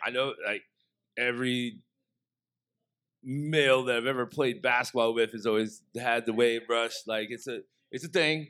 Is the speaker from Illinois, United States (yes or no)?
yes; Southern Illinois, United States; growing up in Southern Illinois